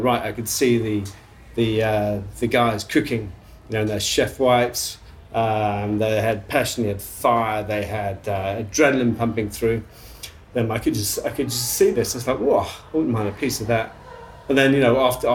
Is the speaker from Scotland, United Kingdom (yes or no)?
no; Leicestershire, East Midlands, United Kingdom; moved away as an adult; also born or lived in London, United Kingdom / Melbourne, Australia; now in Port Douglas, Australia; I was brought up in Leicestershire in England